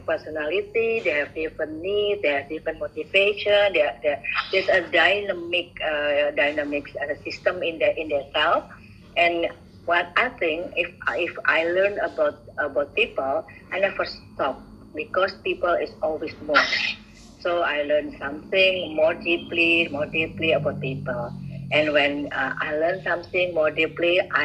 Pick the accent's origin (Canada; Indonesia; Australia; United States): Indonesia; Bandung, West Java; English is a second language; moved away as an adult; now in Surabaya, Indonesia; I'm from Bandung, and I work in Surabaya after my graduation as a psychologist